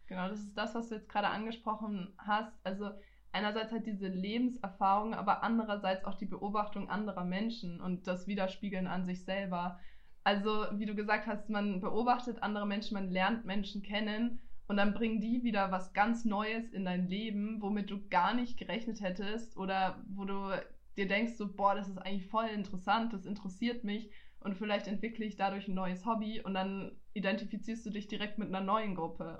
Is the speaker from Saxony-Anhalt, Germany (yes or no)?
no; Nuremberg, Bavaria, Germany; ich bin zwar in Nürnberg geboren, ich bin ja, ich gebürtige auch. Fränkin, weil ich bin hier aufgewachsen, ich bin hier geboren, ich bin hier zur Schule gegangen